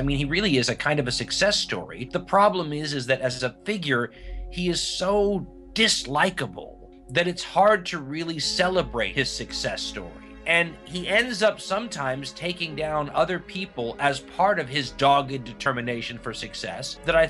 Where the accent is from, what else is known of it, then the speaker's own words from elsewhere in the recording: California, United States; as a Californian myself, and who had parents who were in Ronald Reagan's union